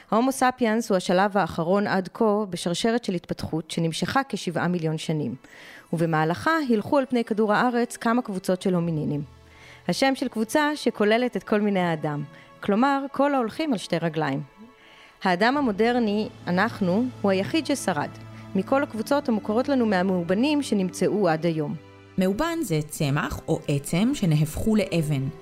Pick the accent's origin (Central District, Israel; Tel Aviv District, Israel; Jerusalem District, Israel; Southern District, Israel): Central District, Israel; Kfar Saba; אני בן שבע וחצי, אני מכפר סבא.